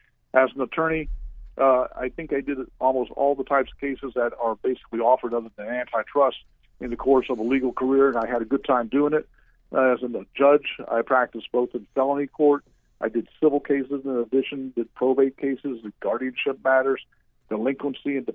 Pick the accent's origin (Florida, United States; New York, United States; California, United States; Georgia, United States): Florida, United States; Orange County; now in Seminole County, United States; I grew up in Orange County, but as I graduated and I came back, Orange County just wasn't the same to me when Disney came